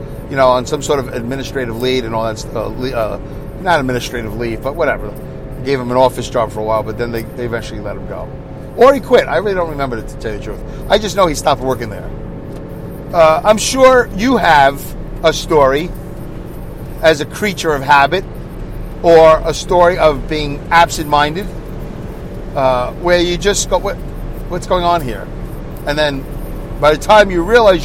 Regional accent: New York City, New York, United States; growing up in New York City, I've been in a lot of apartment buildings

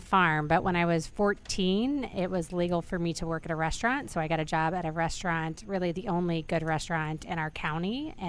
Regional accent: Missouri, United States; moved away; I'm originally from Missouri. I grew up on a farm in the middle of Missouri with four brothers, a sister. My dad had corn, soybean, cows. We had a couple of every animal. We called it Noah's Ark.

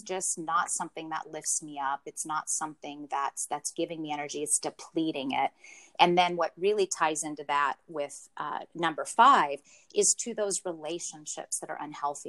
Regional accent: Pacific Northwest, United States; born and raised in the Pacific Northwest

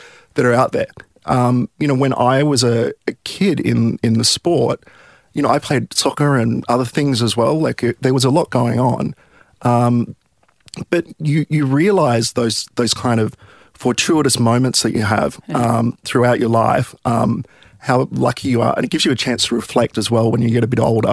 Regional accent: Sydney, New South Wales, Australia; I grew up in Milpara, so kind of southwestern suburbs of Sydney

